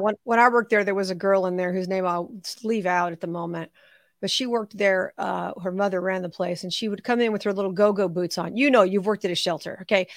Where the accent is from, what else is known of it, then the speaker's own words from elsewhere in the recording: Las Vegas, Nevada, United States; Now, I am based in Las Vegas. That's my hometown.